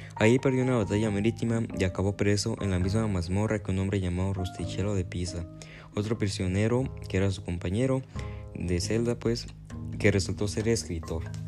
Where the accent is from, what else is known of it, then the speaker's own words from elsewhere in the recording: Mexico; yo como mexicano